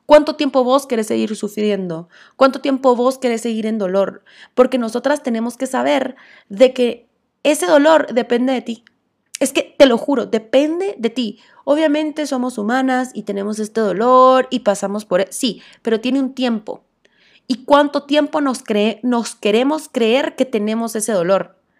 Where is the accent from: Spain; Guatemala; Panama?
Guatemala; como buena guatemalteca